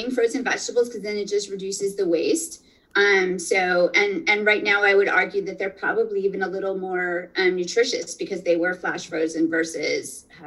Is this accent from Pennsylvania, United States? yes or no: yes; northeastern Pennsylvania, United States; moved away; I'm originally from Pennsylvania. So I'm going to say pizza, um, and and good pizza from from home, from northeastern Pennsylvania.